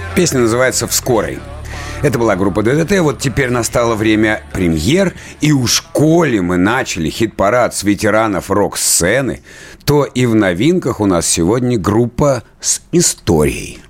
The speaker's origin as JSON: {"language": "Russian", "town": "Krasnoyarsk", "region": "Krasnoyarsk Krai", "country": "Russia", "tie": "born or raised there", "said": "Я что же родом из Красноярска"}